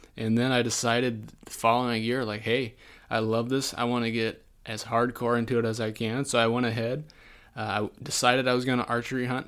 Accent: Southwest Iowa, United States; moved away as an adult; also born or lived in Brookings, South Dakota; now in Sioux Falls, United States; I am not originally from South Dakota. I'm actually originally from Southwest Iowa.

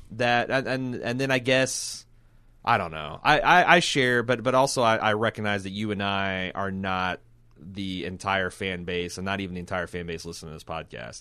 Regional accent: Indiana, United States; I grew up in Indiana

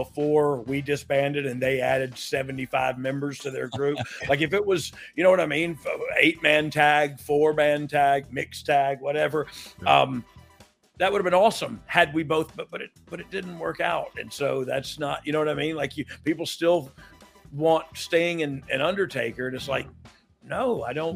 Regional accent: Georgia, United States; now in near Alabama, United States; I'm from Georgia, but I live right near Alabama. And everybody where I live is a Bama fan, and I've been here like 20 years now.

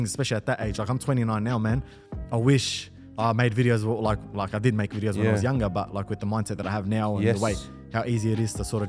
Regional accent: Melbourne, Victoria, Australia; We're from Melbourne.

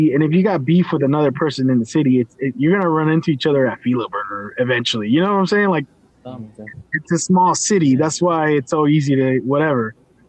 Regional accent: Richmond, California, United States; originally from Richmond.

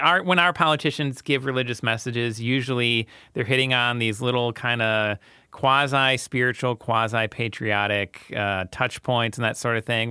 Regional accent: United States; I'm very American

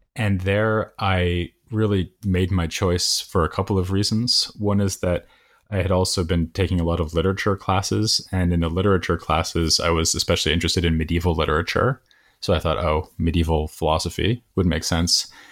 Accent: Boston, Massachusetts, United States; I'm from Boston, or from near Boston

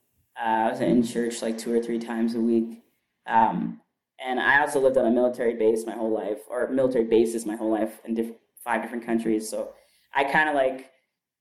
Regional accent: Kenya; moved away; also born or lived in Chicago; my blackness and my, you know, me being Kenyan

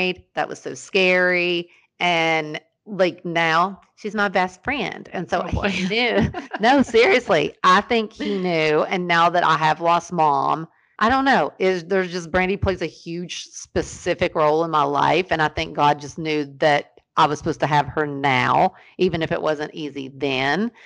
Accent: Ashland, Kentucky, United States; I was born in Ashland, Kentucky

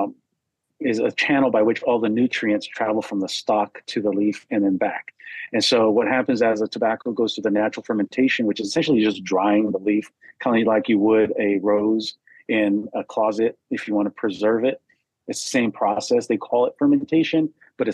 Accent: United States; also born or lived in Arizona; I grew up Catholic in California and Arizona

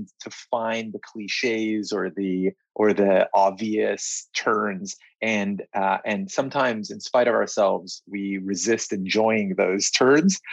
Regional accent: Israel; now in London, United Kingdom; I was born here in London, but we left when I was just about three and moved to Israel.

